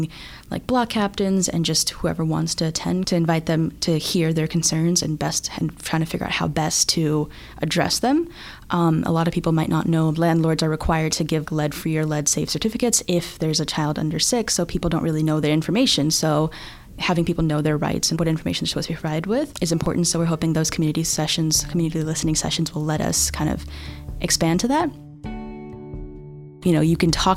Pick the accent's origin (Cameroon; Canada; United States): United States; Houston, Texas; moved away as an adult; also born or lived in Bangladesh; now in Philadelphia, United States; I'm from Houston, Texas. I grew up in Texas, but I was born in Bangladesh.